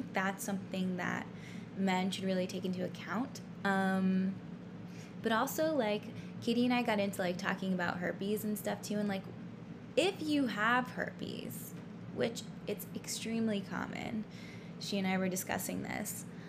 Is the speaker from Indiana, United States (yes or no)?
no; New York City, New York, United States; now in Los Angeles, United States; I'm from New York City. Lived there for 5 years.